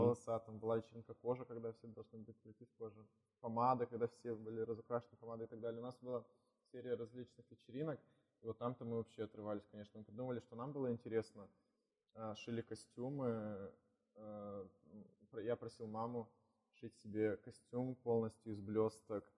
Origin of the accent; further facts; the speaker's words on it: Kirovgrad, Sverdlovsk Oblast, Russia; also born or lived in Nevyansk; now in Yekaterinburg, Russia; Я родом сам из Кировграда, это Свердловская область